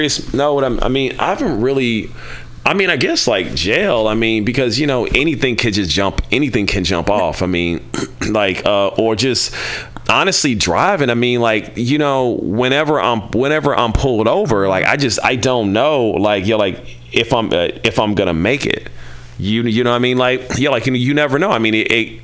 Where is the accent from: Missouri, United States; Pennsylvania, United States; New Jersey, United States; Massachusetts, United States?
Missouri, United States; Kansas City; I'm from Kansas City, home of cows and barbecue